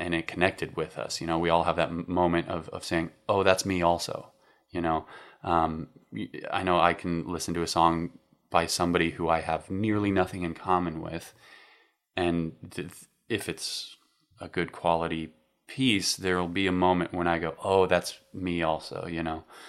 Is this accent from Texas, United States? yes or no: no; Fort Collins, Colorado, United States; I am from Colorado originally. I grew up in a town called Fort Collins